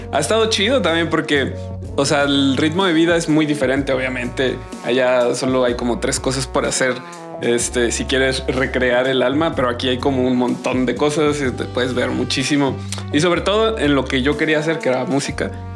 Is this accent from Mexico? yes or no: yes; San José del Cabo, Baja California Sur, Mexico; moved away as an adult; now in Guadalajara, Mexico; yo soy de San José del Cabo